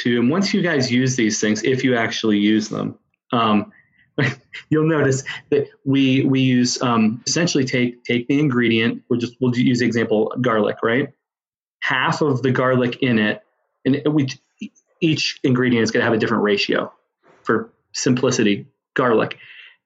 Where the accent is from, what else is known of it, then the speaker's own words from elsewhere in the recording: Western Pennsylvania, United States; now in Webster, United States; I grew up in Western Pennsylvania